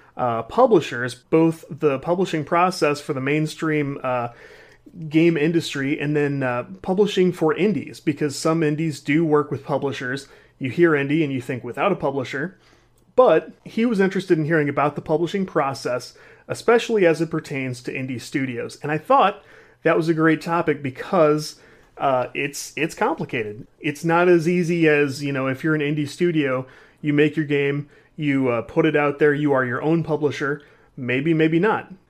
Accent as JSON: {"language": "English", "region": "Midwest", "country": "United States", "said": "I'm a dude from the Midwest"}